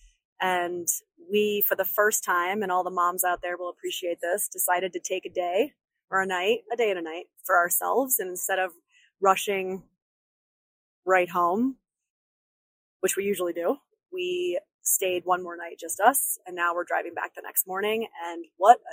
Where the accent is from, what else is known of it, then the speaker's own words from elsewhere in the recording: upstate New York, United States; my upstate New Yorker spidey senses